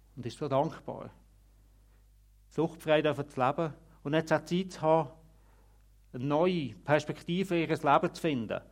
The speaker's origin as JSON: {"language": "German", "country": "Switzerland", "said": "bei uns in der Schweiz"}